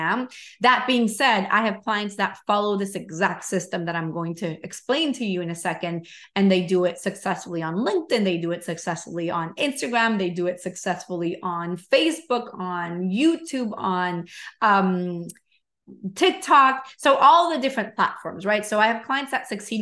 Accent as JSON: {"language": "English", "country": "Venezuela", "moved": "yes", "said": "I'm from Venezuela."}